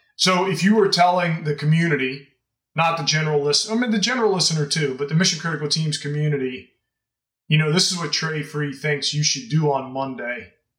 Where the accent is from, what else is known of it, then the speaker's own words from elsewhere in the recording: Louisiana, United States; Well, I grew up in Louisiana, so.